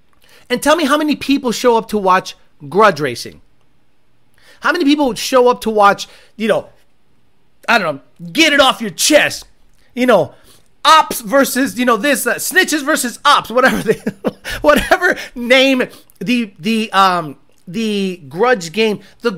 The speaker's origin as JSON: {"language": "English", "region": "Illinois", "country": "United States", "tie": "born or raised there", "said": "90 Chicago Bulls was my childhood, especially growing up outside of Chicago."}